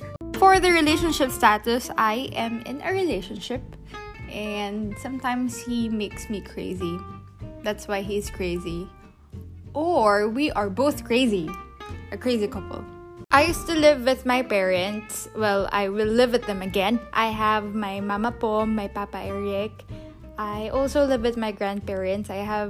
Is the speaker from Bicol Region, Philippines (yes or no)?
yes; Sorsogon, Bicol Region, Philippines; also born or lived in Boracay Island / Pasig, Manila; my hometown, which is my domicile. It's in Bicol, Sorsogon.